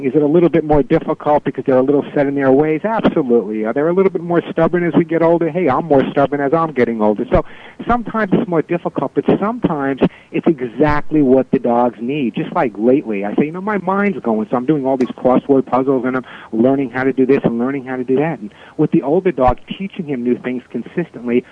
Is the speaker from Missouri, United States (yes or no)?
no; New York City, New York, United States; now in California, United States; I grew up in New York City. It's my hometown, and I absolutely adore and love it